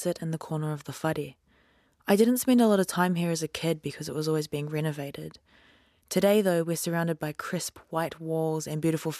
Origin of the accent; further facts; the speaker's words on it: Waimana, Bay of Plenty, New Zealand; moved away; This is Waimana, my home, the centre of my world. This is the place that brings me peace. My sister lives here still, just down the road from where I grew up.